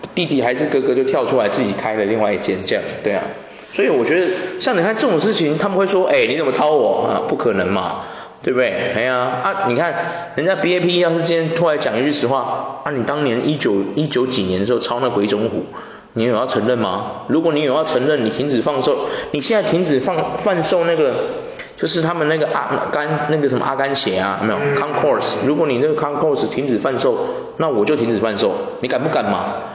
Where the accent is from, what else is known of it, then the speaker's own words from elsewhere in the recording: Taiwan; 我们台湾人应该是这样，我们台湾人的台台那种 fashion 应该是这样的。